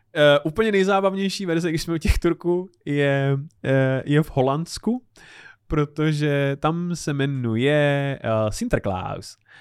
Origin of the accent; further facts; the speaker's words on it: Czechia; my jako Češi